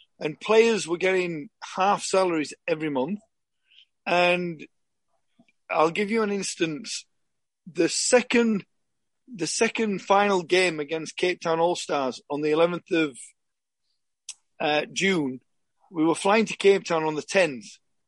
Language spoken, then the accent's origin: English; Yorkshire and the Humber, United Kingdom; obviously because I'm from Yorkshire, it was kind of an ideal thing to go from maybe 40 miles to train at Huddersfield.